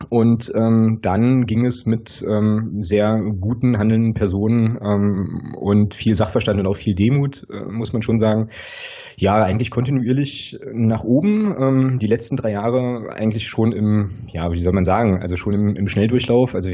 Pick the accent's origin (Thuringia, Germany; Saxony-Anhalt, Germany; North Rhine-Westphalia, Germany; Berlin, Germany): Saxony-Anhalt, Germany; Magdeburg; ich komme aus Magdeburg, bin da geboren und aufgewachsen